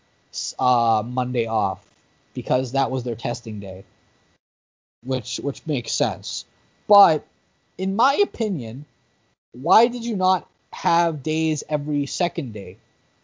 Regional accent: Canada; we're a Canadian

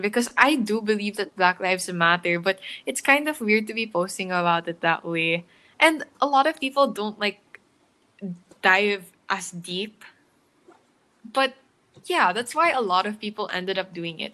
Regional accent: Philippines; I live in the Philippines. I've lived here like all my life.

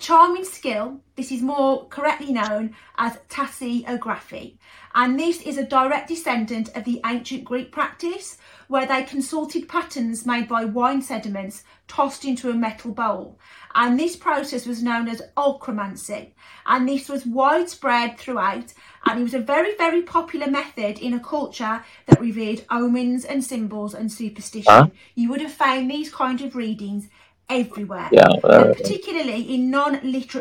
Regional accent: United Kingdom; being a British girl myself

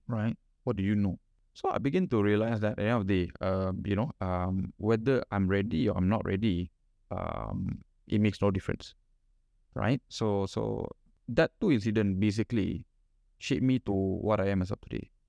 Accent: Kuala Lumpur, Malaysia; I'm from Sentul and I have parents who give me nothing

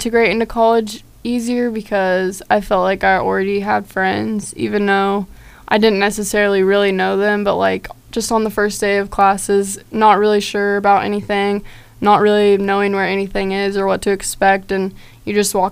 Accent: Topeka, Kansas, United States; I'm from Topeka, Kansas

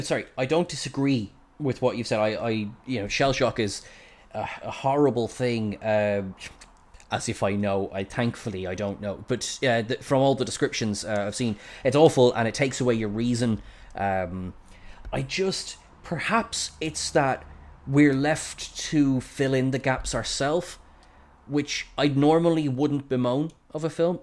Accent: Ireland; I'm Irish

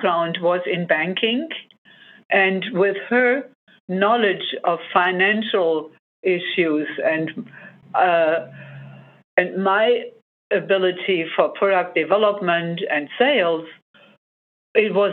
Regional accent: Germany; moved away as an adult; now in United States; I grew up in Germany

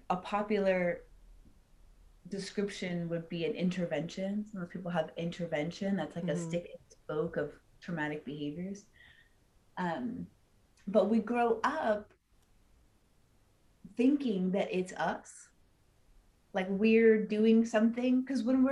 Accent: Los Angeles, California, United States; I was born and raised in Hollywood, which is where diet culture comes from

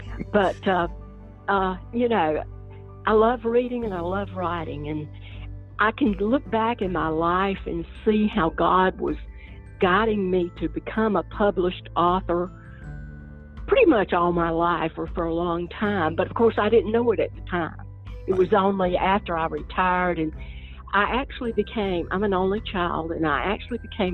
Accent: Appalachia, United States; You know, I grew up, like I said, I grew up in the Appalachian Mountains, where there's an oral language of folk tales, you know, and telling stories.

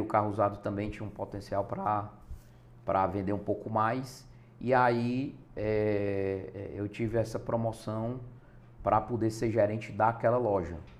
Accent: Fortaleza, Ceará, Brazil; eu sou daqui de Fortaleza, Ernesto, nasci aqui em Fortaleza mesmo

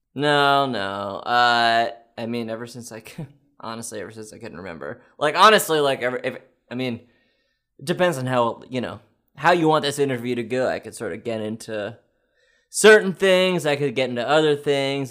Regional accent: Quebec, Canada; I was born in Canada

